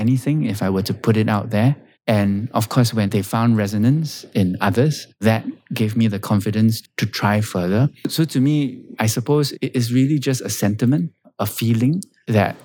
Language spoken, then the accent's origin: English; Singapore; me being Singaporean and having lived and grown up on this island